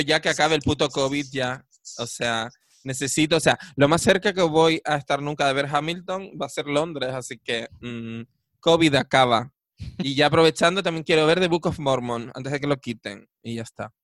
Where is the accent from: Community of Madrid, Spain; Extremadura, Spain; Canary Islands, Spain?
Canary Islands, Spain; Nosotras, que somos bien canarias